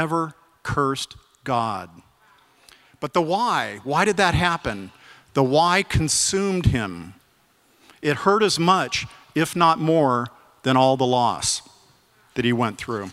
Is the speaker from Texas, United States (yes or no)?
no; Arizona, United States; I grew up in Arizona. I had a wonderful childhood